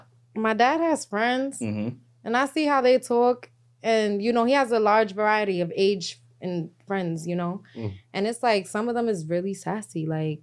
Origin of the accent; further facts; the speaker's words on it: New York City, New York, United States; I'm from East Harlem.